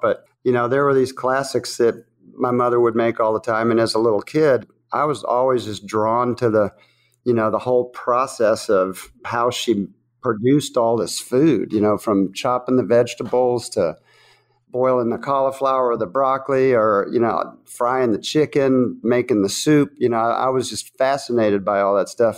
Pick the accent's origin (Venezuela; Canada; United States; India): United States; the South; accent: southern; This is my southern voice